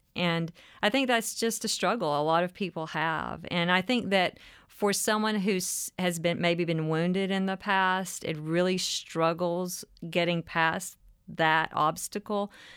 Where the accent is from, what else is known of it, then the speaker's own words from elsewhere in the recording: mountains of North Carolina, United States; moved away as an adult; now in Nashville, United States; I spent my childhood in Appalachia in the mountains of North Carolina